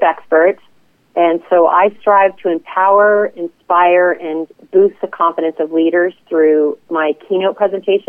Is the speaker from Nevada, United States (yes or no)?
yes; Las Vegas, Nevada, United States; moved away as an adult; in the hospitality business as a result of growing up in Las Vegas